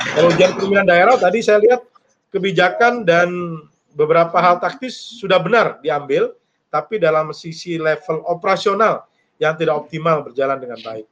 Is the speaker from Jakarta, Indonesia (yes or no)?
no; Bogor, West Java, Indonesia; kami warga Kota Bogor